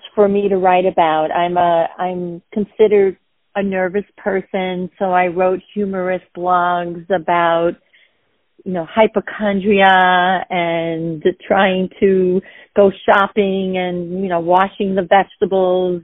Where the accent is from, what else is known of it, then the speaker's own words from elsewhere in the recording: Westbury, New York, United States; accent: Long Island; I'm from Westbury